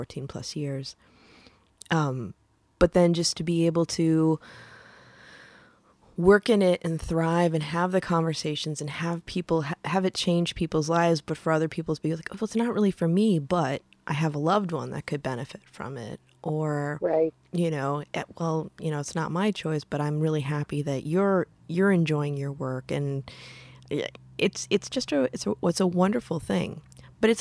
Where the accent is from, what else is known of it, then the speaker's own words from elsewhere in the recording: Midwest, United States; I come from the Midwest, right? We're all Lutheran